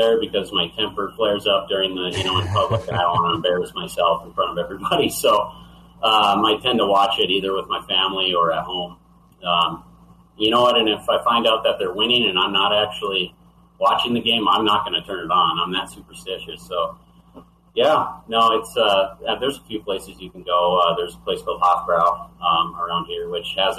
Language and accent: English; North Dakota, United States; I'm from North Dakota